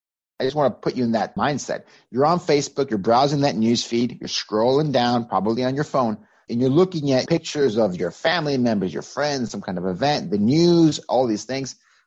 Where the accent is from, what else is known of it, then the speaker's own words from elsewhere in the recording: Mexico; moved away as an adult; now in United States; I'm originally from Mexico. I came to the U.S. in 2004, full-time to live. I got recruited out of Mexico by Microsoft.